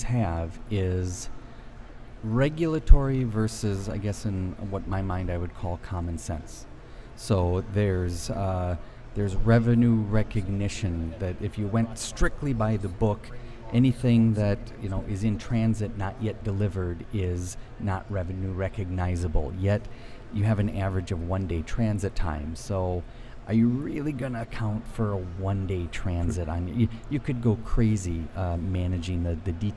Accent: United States; moved away as an adult; also born or lived in Japan; coming in as an American manager, managing sales

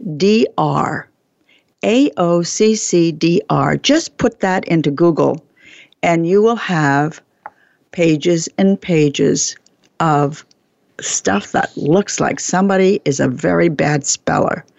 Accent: New York City, New York, United States; I was born in Brooklyn

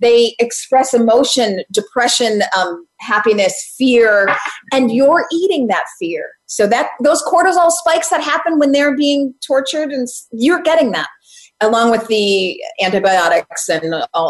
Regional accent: Chicago, Illinois, United States; I grew up in Chicago.

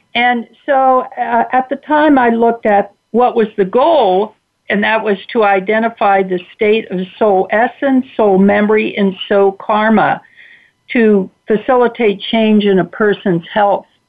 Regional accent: Cincinnati, Ohio, United States; I grew up in Cincinnati, Ohio, to uh, uh, very loving parents

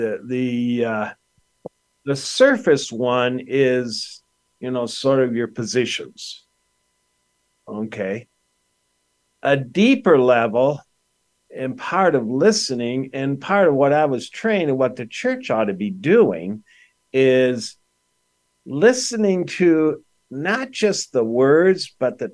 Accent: Detroit, Michigan, United States; also born or lived in Grosse Pointe, Michigan; I grew up in Detroit in the 1960s, and we had race riots

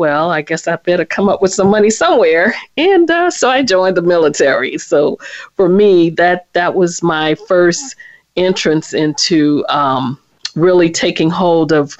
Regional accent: New Orleans, Louisiana, United States; now in Washington, D.C., United States; I am originally from New Orleans, Louisiana, but I'm currently in the Washington, D.C. area.

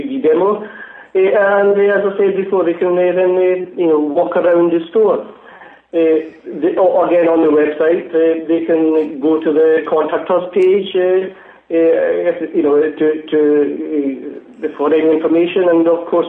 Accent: Glasgow, Scotland, United Kingdom; accent: Glasgow; My accent's actually from Glasgow

